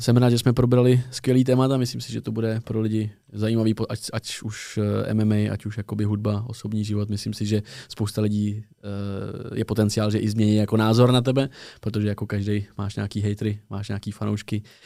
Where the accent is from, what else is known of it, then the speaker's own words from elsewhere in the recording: Tábor, South Bohemian Region, Czechia; moved away as an adult; now in Prague, Czechia; Já jsem z tábora z jihu Čech